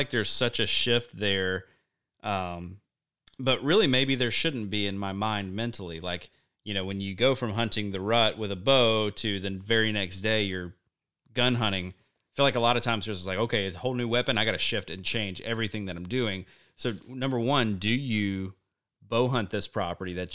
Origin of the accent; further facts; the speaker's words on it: Alabama, United States; growing up in Alabama